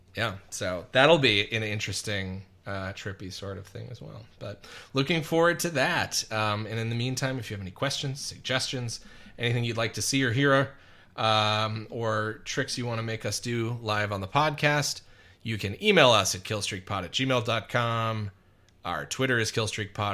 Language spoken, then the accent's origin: English; Wisconsin, United States; now in Los Angeles, United States; a fucking white kid growing up in Wisconsin